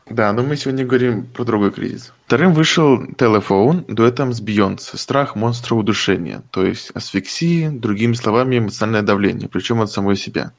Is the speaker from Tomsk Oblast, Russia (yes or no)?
yes; Tomsk Oblast, Russia; born or raised there